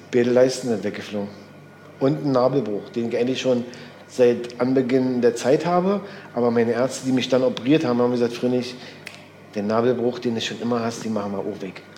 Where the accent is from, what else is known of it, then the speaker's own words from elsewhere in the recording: East Germany, Germany; wir sind ja eigentlich auch Wendekinder